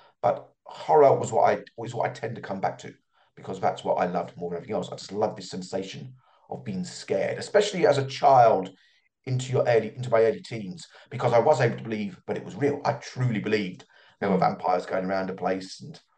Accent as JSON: {"language": "English", "country": "Ireland", "tie": "born or raised there", "also_born_or_lived": "London, United Kingdom", "accent": "London twang", "said": "I was born in London. I lived there till I was 6 years of age. Since then, I've lived in Ireland, but I never lost my original twang."}